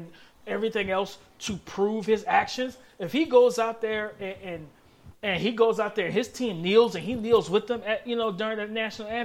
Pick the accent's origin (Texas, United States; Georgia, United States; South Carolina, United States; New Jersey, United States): South Carolina, United States; I'm from South Carolina.